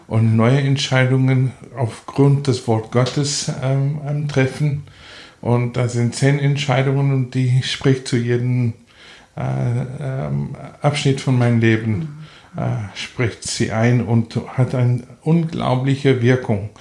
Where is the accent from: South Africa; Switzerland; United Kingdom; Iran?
South Africa; German is a second language; also born or lived in Namibia; now in Salzburg, Austria; wir sind, wenn ich fünf Jahre alt war, nach Südafrika umgezogen. So, ich bin eigentlich Südafrikaner